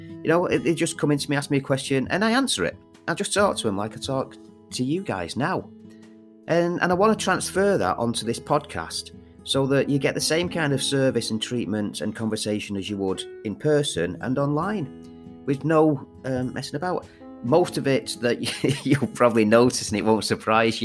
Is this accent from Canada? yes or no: no; Manchester, North West England, United Kingdom; I am from Manchester.